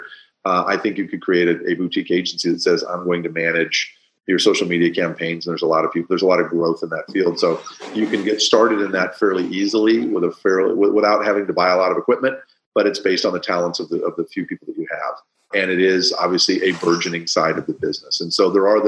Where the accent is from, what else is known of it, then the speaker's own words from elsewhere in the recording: Midwest, United States; now in California, United States; I grew up in the Midwest